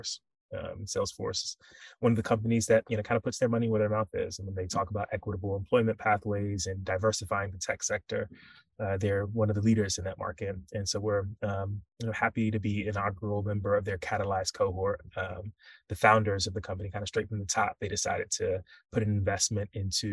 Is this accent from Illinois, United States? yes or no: no; Raleigh, North Carolina, United States; moved away as an adult; also born or lived in Nigeria / Louisiana; now in New York, United States; born and raised in Raleigh, North Carolina